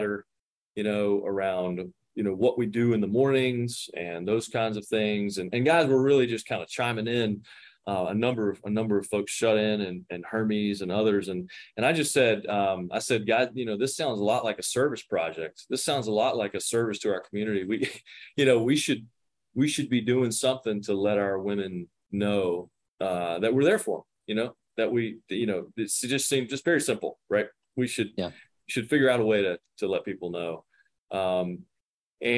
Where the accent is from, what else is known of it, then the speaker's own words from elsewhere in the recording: Wilson, North Carolina, United States; now in Cary, United States; I'm an Eastern North Carolina boy, was named after Parker's Barbecue in my hometown of Wilson, North Carolina